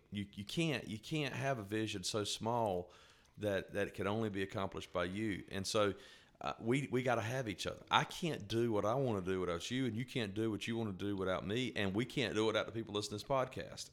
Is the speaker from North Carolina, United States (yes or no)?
yes; North Carolina, United States; I was born and raised in North Carolina